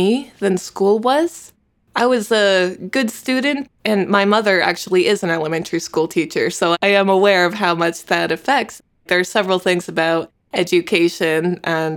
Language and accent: English; Connecticut, United States; now in Los Angeles, United States; I'm originally from the East Coast, Connecticut